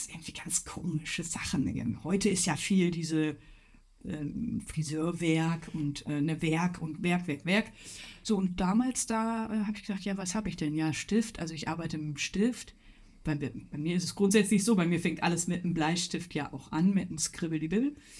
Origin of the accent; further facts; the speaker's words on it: North Rhine-Westphalia, Germany; ich komme aus dem Ruhrpott, Weltkulturerbe, Zeche Zollverein